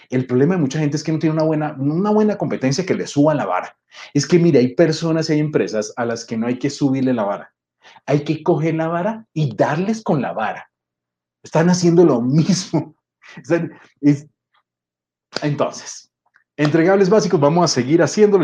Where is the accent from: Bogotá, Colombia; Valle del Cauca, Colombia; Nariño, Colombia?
Bogotá, Colombia; moved away as an adult; also born or lived in Mexico City, Mexico; Yo soy bogotano, soy colombiano, pero vivía en la Ciudad de México